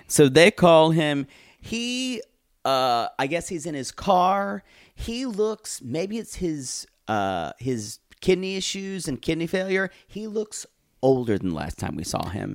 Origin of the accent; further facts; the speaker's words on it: United States; I'm American